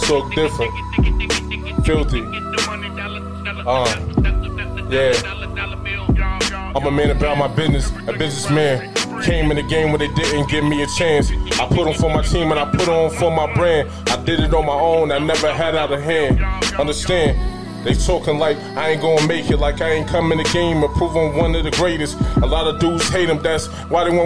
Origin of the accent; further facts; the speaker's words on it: New York City, New York, United States; also born or lived in Newport News, Virginia; I was born in Virginia, Bad News, Virginia. Became a man in Bed-Stuy, Brooklyn.